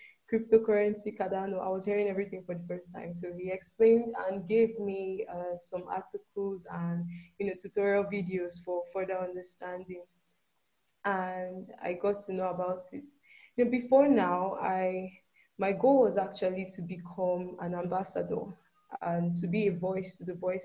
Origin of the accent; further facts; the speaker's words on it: Nigeria; I'm from Nigeria